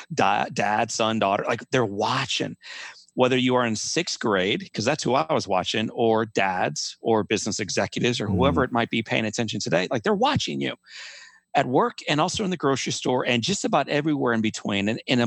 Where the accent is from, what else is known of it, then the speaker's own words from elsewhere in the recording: Midwest, United States; growing up in the Midwest, I had witnessed little boys in my neighborhood